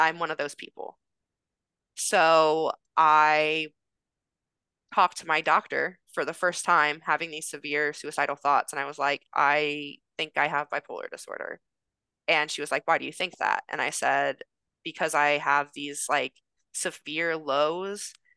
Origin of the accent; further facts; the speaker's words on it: Indiana, United States; moved away as an adult; now in California, United States; I'm from Indiana.